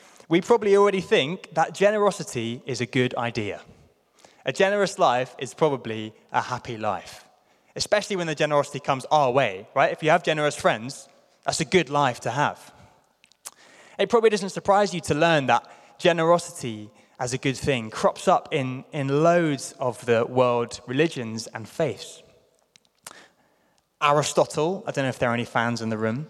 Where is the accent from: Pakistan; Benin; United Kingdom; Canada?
United Kingdom; London; I grew up in London